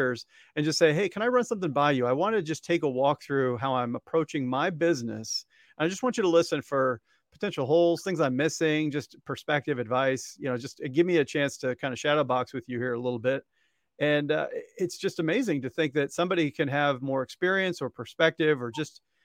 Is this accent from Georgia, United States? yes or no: no; Columbia, Missouri, United States; the high school where I went in Columbia, Missouri. And you know I'm from Missouri because that's how I say it